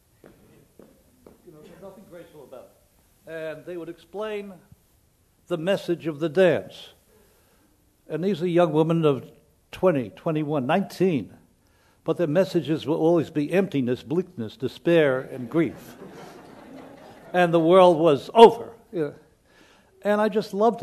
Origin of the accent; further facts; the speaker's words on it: New York City, New York, United States; also born or lived in Lower East Side, New York; I moved away from the Bronx